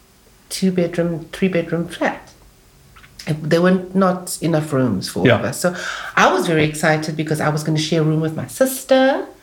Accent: Cape Town, Western Cape, South Africa; born or raised there; also born or lived in Bo-Kaap, Cape Town

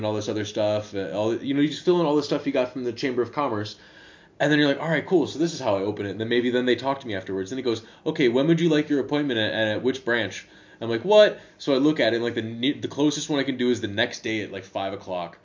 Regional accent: United States; first language English; moved away as an adult; now in Netherlands; Maybe it's just because I'm American. Maybe it's just because I'm from the United States

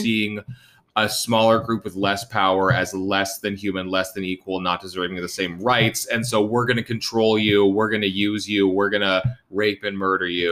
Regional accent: Vancouver, British Columbia, Canada; I'm a young guy growing up in Vancouver in the 80s and 90s.

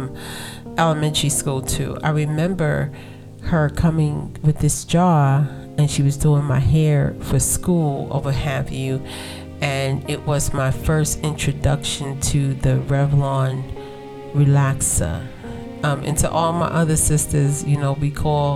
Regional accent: United States; I am African American

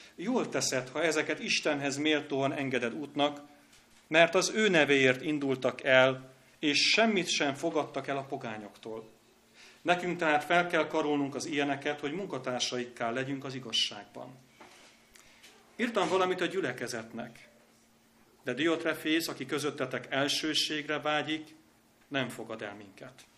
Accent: Hajdúböszörmény, Hajdú-Bihar, Hungary; now in Budapest, Hungary; Én is hajdú göszörményi vagyok

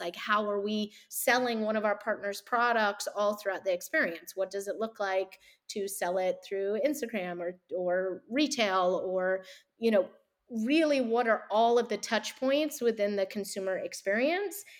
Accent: the South, United States; I grew up in the South and around a lot of religion.

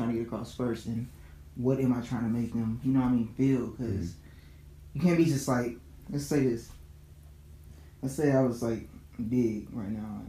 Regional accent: Little Rock, Arkansas, United States; now in Dallas, United States; back when I was in Little Rock. It's my hometown, by the way. Arkansas, what's up?

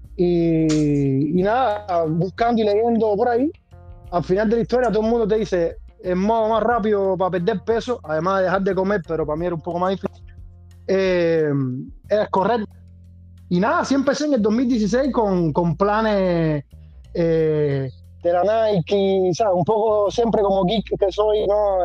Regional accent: Havana, Cuba; also born or lived in Matanzas; now in Bologna, Italy; nacido, pero crecido y criado y todo en La Habana.

